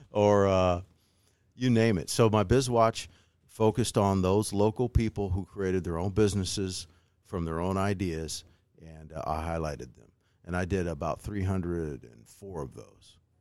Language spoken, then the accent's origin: English; Decatur, Illinois, United States; I'm a Saint Teresa grad, right? I never thought I'd be on the news in W A N D in my hometown